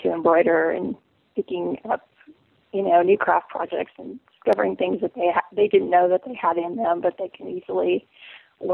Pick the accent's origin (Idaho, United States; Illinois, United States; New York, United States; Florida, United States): Illinois, United States; Central; I'm from Central Illinois originally